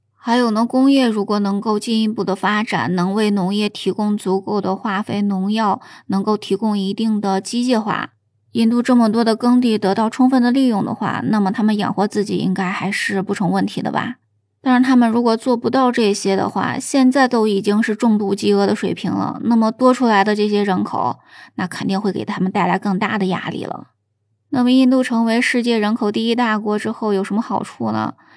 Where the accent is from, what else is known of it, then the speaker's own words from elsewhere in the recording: China; 我们中国人